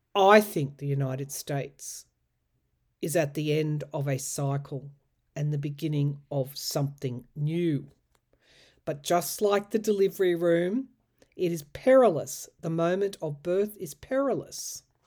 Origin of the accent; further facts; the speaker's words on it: Australia; I know as an Australian